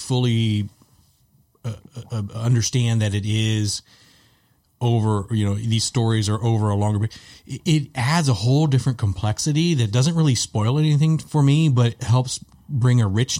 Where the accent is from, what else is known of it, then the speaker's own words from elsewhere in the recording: Texas, United States; we're from Texas